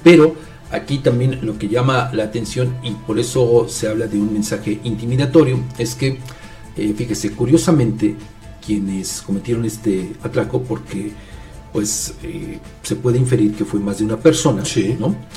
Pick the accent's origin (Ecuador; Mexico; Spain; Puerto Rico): Mexico; como mexicanos